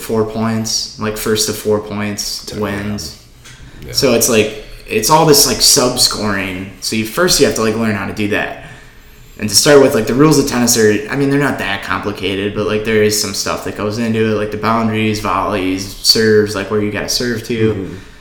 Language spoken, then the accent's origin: English; Oshkosh, Wisconsin, United States; I'm from Oshkosh. I I went to the same high school, pretty much the same kids throughout you know the, the my whole life